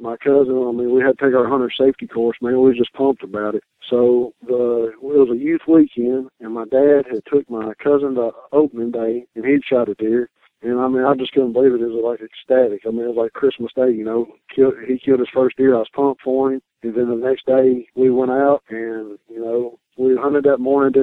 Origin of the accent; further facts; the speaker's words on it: Franklin, Kentucky, United States; I'm from Franklin, Kentucky.